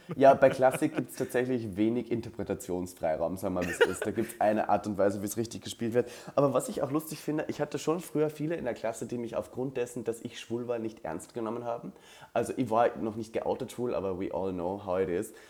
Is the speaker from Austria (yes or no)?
yes; Linz, Upper Austria, Austria; moved away as an adult; now in Berlin, Germany; Ich sitze gerade im Badezimmer meiner Heimat in Österreich, Linz-Oberösterreich